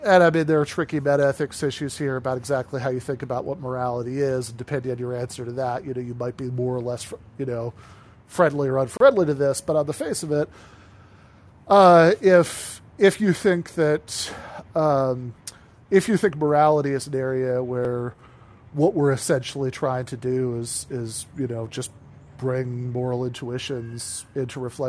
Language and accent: English; East Lansing, Michigan, United States; moved away as an adult; also born or lived in Grand Rapids, Michigan / Kalamazoo, Michigan; I grew up in East Lansing